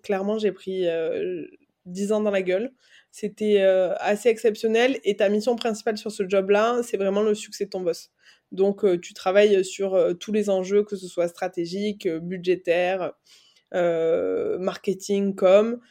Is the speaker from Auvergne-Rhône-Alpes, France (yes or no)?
no; Aveyron, Occitania, France; moved away as an adult; also born or lived in Toulouse / Dublin / Barcelona; now in Paris, France; j'ai grandi en Aveyron, j'ai étudié à Toulouse, à Dublin, à Barcelone